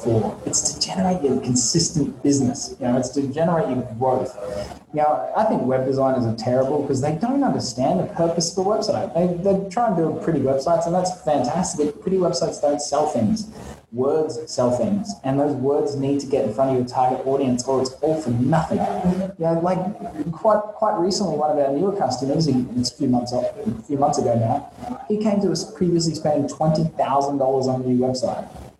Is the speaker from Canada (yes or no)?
no; Australia; moved away as an adult; also born or lived in London / Vietnam; now in Saigon, Vietnam; I'm actually originally from Australia, in the land down under.